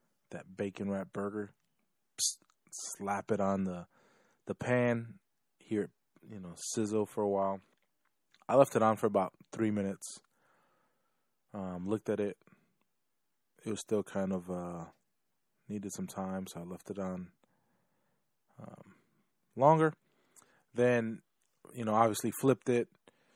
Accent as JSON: {"language": "English", "town": "Chicago", "region": "Illinois", "country": "United States", "tie": "born or raised there", "moved": "yes", "lives_now": "Florida, United States", "said": "I was born originally from Chicago"}